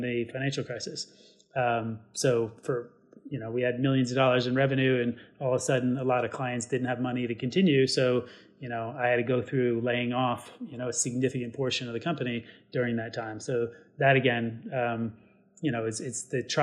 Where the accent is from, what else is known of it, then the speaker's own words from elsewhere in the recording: New York, United States; being a New Yorker